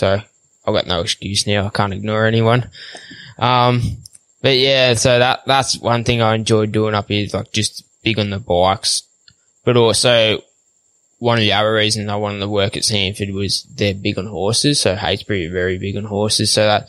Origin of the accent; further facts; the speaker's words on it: Victoria, Australia; So when I grew up, we grew up on 75 acres. We had probably a handful of cattle, just some Angus, you know, just your plain land Angus.